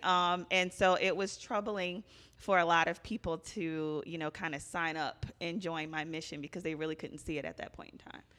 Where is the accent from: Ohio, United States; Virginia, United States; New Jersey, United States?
Virginia, United States; moved away as an adult; now in Philadelphia, United States; I'm originally from Virginia